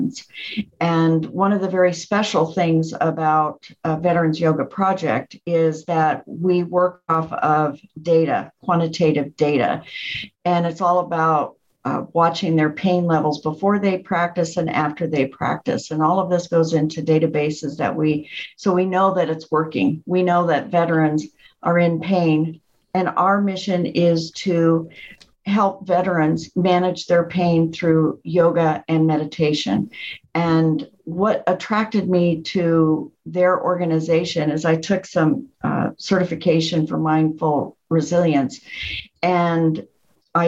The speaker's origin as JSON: {"language": "English", "town": "Tucson", "region": "Arizona", "country": "United States", "tie": "born or raised there", "moved": "yes", "lives_now": "Orange County, United States", "said": "I grew up in Tucson, and my parents were always active in the community"}